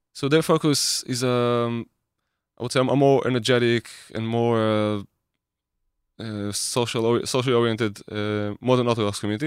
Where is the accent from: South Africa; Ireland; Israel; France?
Israel; I grew up in Israel.